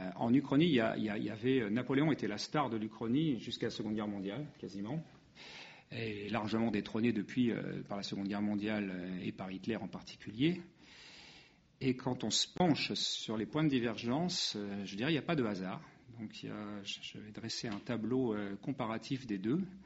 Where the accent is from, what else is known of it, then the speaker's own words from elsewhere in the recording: France; nous sommes français